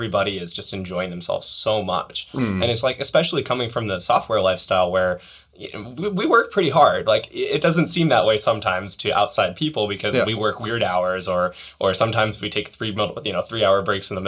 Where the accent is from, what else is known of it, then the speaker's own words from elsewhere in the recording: near Boston, Massachusetts, United States; moved away; also born or lived in New York; I grew up near Boston